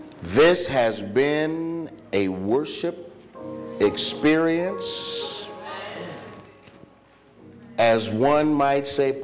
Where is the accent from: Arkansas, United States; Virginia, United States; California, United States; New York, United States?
Virginia, United States; I'm just a country boy. You heard him say I'm from Virginia.